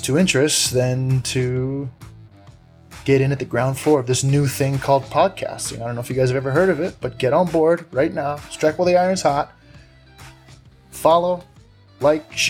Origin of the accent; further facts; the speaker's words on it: Big Island, Hawaii, United States; Born and raised in the Big Island